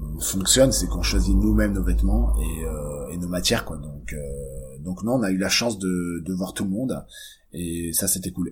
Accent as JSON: {"language": "French", "country": "Monaco", "tie": "born or raised there", "moved": "yes", "said": "on est originaire de Monaco"}